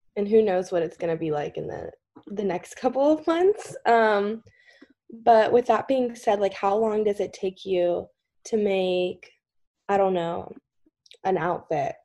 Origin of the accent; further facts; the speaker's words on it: Kentucky, United States; I'm just from Kentucky